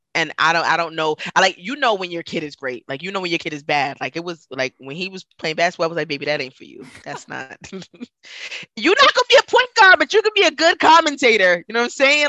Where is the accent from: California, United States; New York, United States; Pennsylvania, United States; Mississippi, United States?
New York, United States; New York City; moved away; growing up in Brooklyn, like I, oh, I mean, you know, I was surrounded by diversity